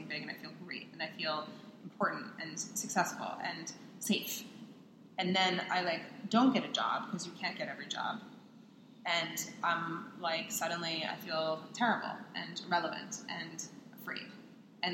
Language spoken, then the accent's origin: English; Long Island, New York, United States; I'm Jewish. I'm from New York